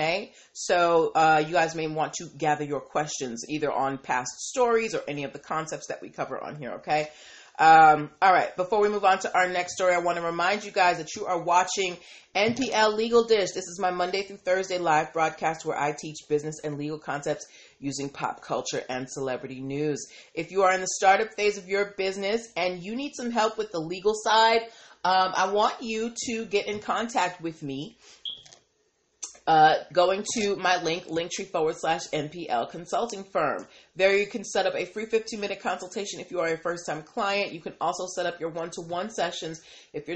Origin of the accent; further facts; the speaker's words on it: East Coast, United States; I'm from the East Coast